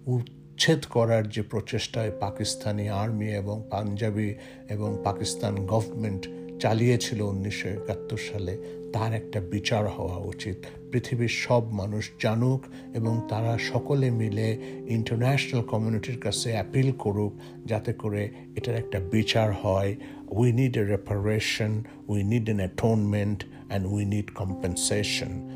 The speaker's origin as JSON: {"language": "Bangla", "country": "Bangladesh", "said": "আমার বয়স ছিল তখন দশ বছর মে মাসের পঁচিশ তারিখে আমি এগারো বছরে পদার্পণ করলাম এবং এই এগারো বছর বয়সে বাংলাদেশের স্বাধীনতা যুদ্ধটাকে আমি কিভাবে দেখেছি"}